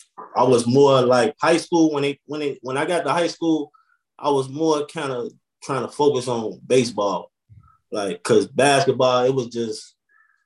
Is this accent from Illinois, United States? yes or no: yes; Chicago, Illinois, United States; now in Atlanta, United States; It was good growing up on the east side